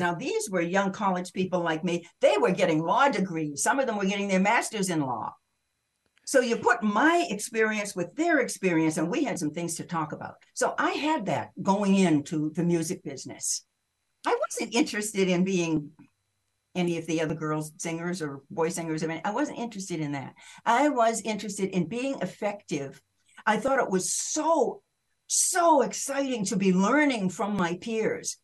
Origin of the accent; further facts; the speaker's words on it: New England, United States; moved away as an adult; also born or lived in Maine / Massachusetts / Greenwich Village, New York; I was raised in Maine and Massachusetts